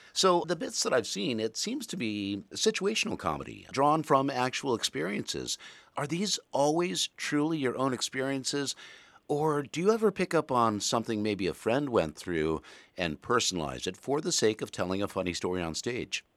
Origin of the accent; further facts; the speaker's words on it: Murray, Kentucky, United States; moved away; I was raised in Western Kentucky